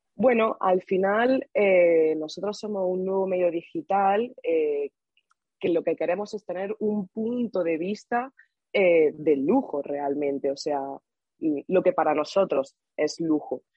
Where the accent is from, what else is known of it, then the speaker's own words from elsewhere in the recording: Granada, Andalusia, Spain; moved away as an adult; now in Madrid, Spain; yo vengo de Granada y Granada es una ciudad pequeñita